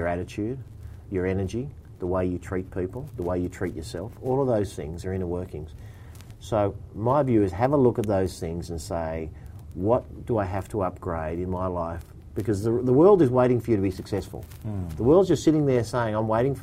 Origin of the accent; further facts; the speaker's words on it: Bexley, New South Wales, Australia; I grew up in Bexley.